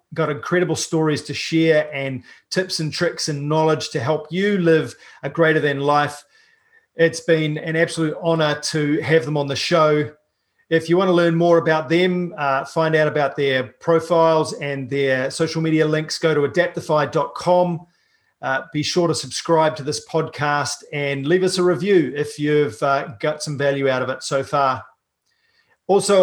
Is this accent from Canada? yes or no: no; New Zealand; I'm a paraplegic from New Zealand